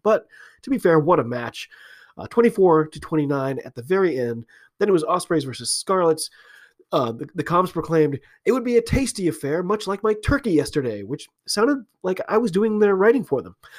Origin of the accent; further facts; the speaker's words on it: United States; I'm an American rugby fan